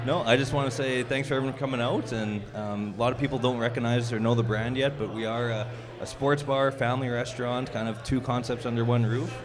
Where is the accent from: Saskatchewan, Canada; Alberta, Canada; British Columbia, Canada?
Saskatchewan, Canada; Prince Albert; It is uh, Saskatchewan, right beside of Manitoba, and my hometown is Prince Albert